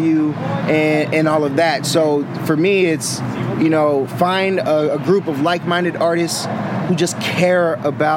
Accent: Boston, Massachusetts, United States; now in Sacramento, United States; I come from Boston. I'm not originally from the Sacramento community

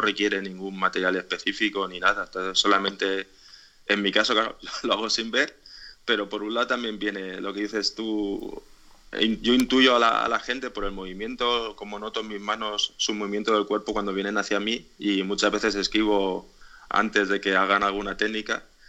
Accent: Alicante, Valencian Community, Spain; soy de Alicante

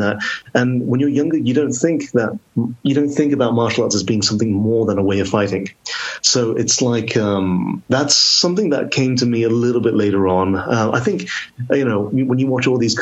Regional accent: Telford, Wolverhampton, Birmingham, West Midlands, United Kingdom; now in Oxford, United Kingdom; I live in Oxford now, but I grew up in Telford, Wolverhampton, Birmingham, the West Midlands

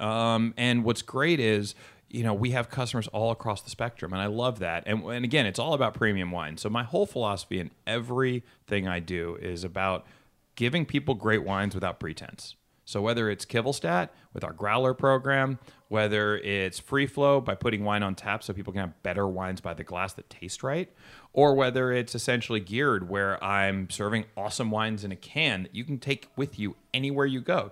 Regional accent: Bay Area, California, United States; I'm from the Bay Area

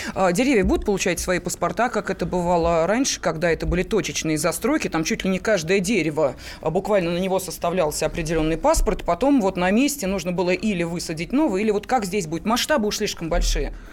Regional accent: Moscow, Russia; Мы с вами москвичи

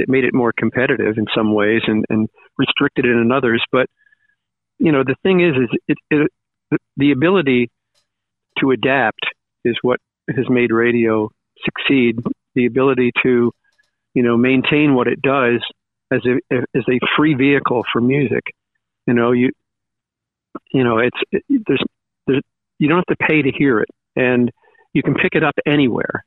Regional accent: Long Island, New York, United States; moved away as an adult; also born or lived in Cortland, New York / Syracuse, New York; I grew up in Long Island

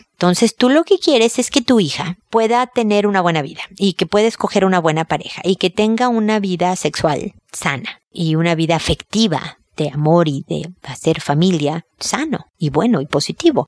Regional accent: Mexico; moved away as an adult; now in Chile; soy mexicana, llegué a Chile a vivir hace muchos años

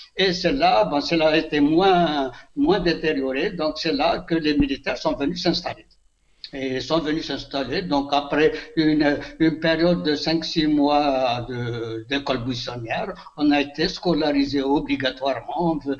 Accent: Elfley, near Béjaïa, Béjaïa Province, Algeria; Elfley, mais c'est mon village natal

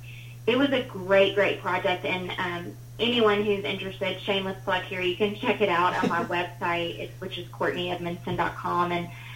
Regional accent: Huntsville, Alabama, United States; I grew up in Huntsville, Alabama. Well, I was born there

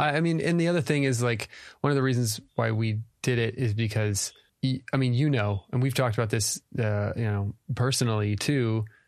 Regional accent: Texas, United States; moved away as an adult; All our family is in Texas. we're both from Texas

